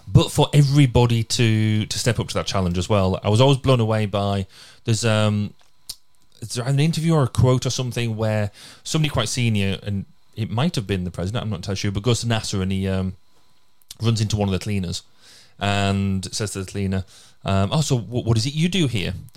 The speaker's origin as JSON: {"language": "English", "area": "Cumbria", "region": "North West England", "country": "United Kingdom", "moved": "yes", "lives_now": "Carmarthenshire, United Kingdom", "said": "I'm from Cumbria"}